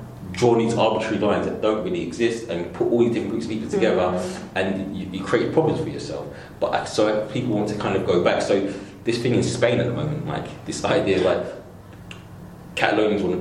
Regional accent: London, United Kingdom; I'm not from the West Indies. I'm not born there. I'm from East London.

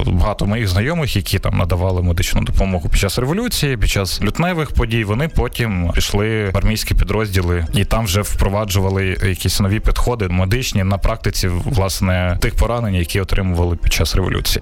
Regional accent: Kyiv, Ukraine; я киянин

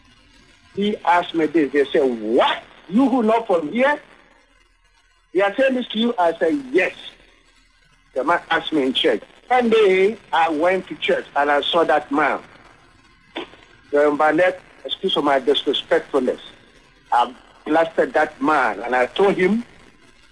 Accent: Ghana; moved away as an adult; now in United States; I come from Africa, from Ghana. I came here to study Christian ministry

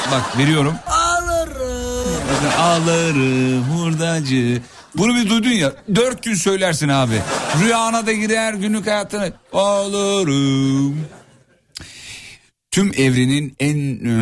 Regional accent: Amasya, Turkey; Valla bir Amasyalı olarak söylüyorum.

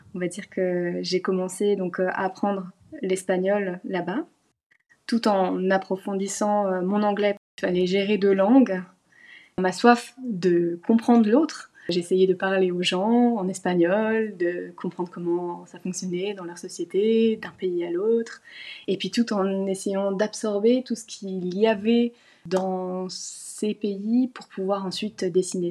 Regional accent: Lorraine, Grand Est, France; moved away as an adult; also born or lived in Besançon; now in Australia; j'ai grandi en Lorraine

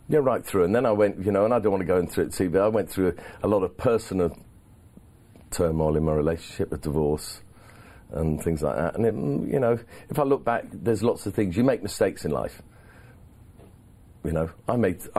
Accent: England, United Kingdom; I'm an Englishman

